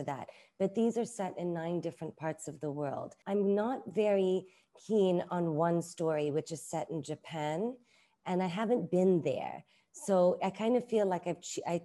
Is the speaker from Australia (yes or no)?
no; Hong Kong; also born or lived in London, United Kingdom; now in Bangkok, Thailand; I grew up in Hong Kong. I grew up with very stringent Asian aunties who raised me as well